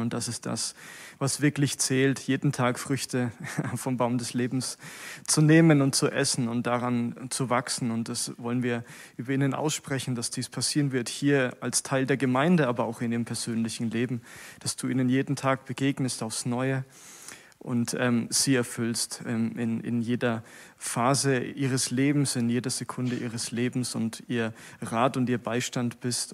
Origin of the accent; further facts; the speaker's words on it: Sonneberg, Thuringia, Germany; bin aus Sonneberg.